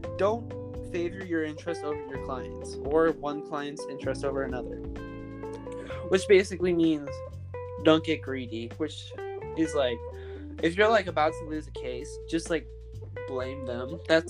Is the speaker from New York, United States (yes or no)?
no; Alaska, United States; We're also from Alaska.